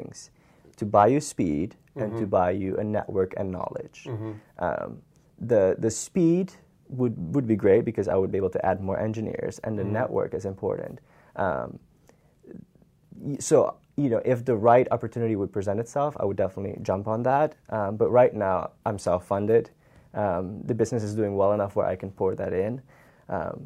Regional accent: Suriname; first language Dutch; English is a second language; moved away as an adult; now in Tallahassee, United States; I'm from Suriname, South America.

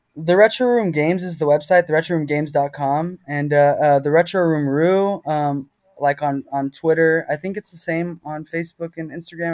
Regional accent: Texas, United States; I'm from Texas

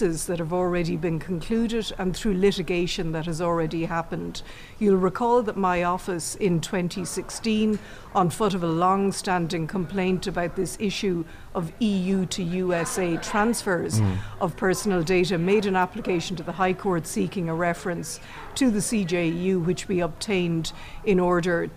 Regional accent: Ireland; we're English-speaking in Ireland

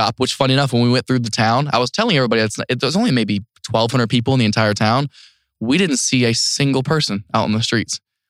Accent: North Lewisburg, Ohio, United States; moved away; I just went back to my hometown for the first time in 8 years a couple of weeks ago.

